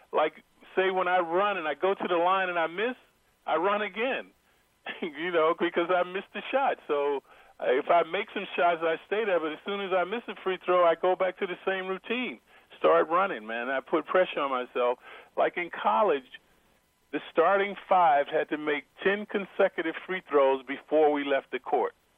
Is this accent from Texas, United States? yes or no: no; Atlanta, Georgia, United States; I grew up in Atlanta, Georgia